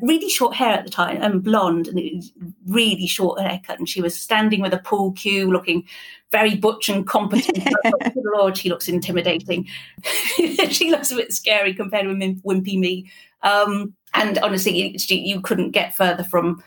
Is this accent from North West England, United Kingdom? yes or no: no; Wales, United Kingdom; first language English; now in England, United Kingdom; I grew up in Wales, so I have this odd kind of mix of cultures in a way